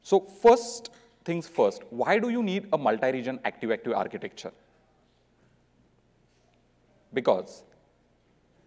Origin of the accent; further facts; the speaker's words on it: Mumbai, Maharashtra, India; I'm from Mumbai, India.